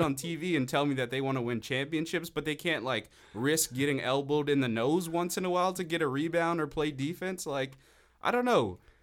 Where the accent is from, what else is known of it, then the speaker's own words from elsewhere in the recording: Miami, Florida, United States; I'm from Miami